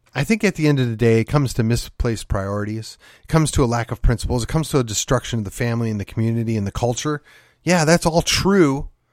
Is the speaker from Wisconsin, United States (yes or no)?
yes; Milwaukee, Wisconsin, United States; moved away; I grew up in the city of Milwaukee, or I, I shouldn't say that, just outside of the city of Milwaukee